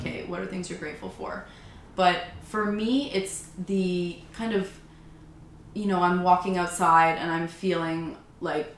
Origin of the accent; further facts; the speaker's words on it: Oakville, Ontario, Canada; also born or lived in Munich, Germany; we moved to Canada. And, yeah, so I grew up in Oakville. Went to high school there